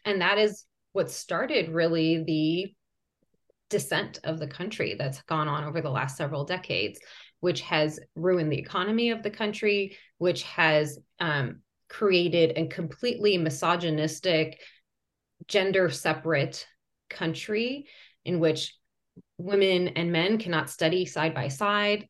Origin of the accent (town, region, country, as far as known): United States; born or raised there; first language Persian; English is a second language; also born or lived in Iran